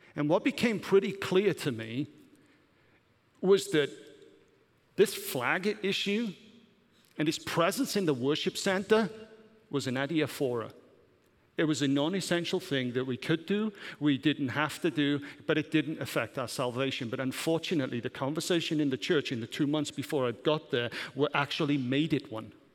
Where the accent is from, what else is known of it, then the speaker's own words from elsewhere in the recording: Welsh, Wales, United Kingdom; also born or lived in Germany; now in United States; I'm not English, I'm Welsh.